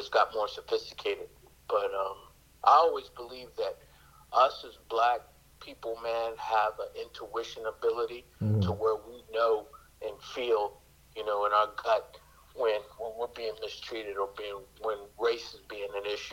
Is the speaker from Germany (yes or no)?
yes; Germany; moved away; I was born in Germany. I spent most of my time in Germany